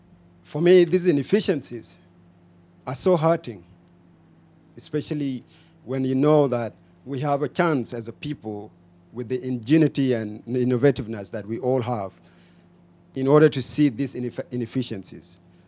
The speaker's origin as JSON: {"language": "English", "town": "Toronto", "region": "Ontario", "country": "Canada", "said": "I'm from Toronto"}